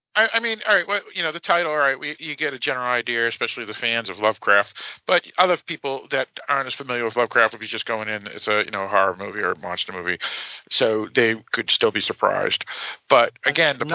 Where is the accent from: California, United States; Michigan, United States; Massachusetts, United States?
Massachusetts, United States; We're from Massachusetts